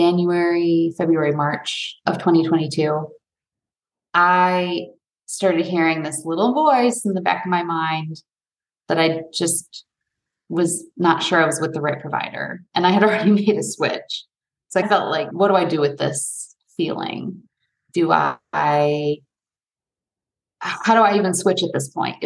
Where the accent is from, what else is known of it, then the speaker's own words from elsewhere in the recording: Detroit, Michigan, United States; moved away; also born or lived in New York / California; I grew up outside of Detroit